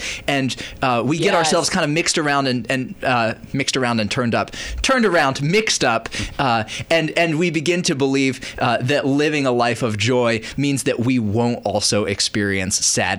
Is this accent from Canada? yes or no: no; Indonesia; And also, I grew up overseas in Indonesia, so there wasn't like a weather reason to think of Christmas as being particularly Christmassy.